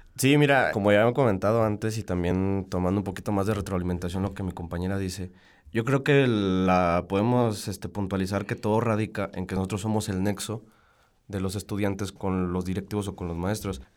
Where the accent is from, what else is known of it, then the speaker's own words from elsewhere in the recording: Salamanca, Guanajuato, Mexico; Yo soy de Salamanca